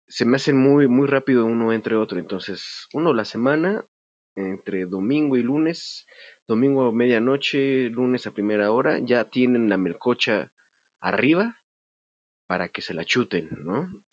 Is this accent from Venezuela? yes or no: no; Mexico; como mexicano